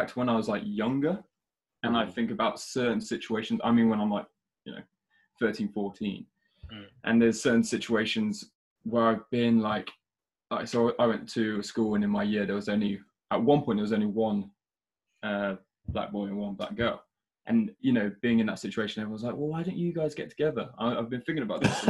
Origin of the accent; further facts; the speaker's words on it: Shropshire, West Midlands, United Kingdom; growing up in Shropshire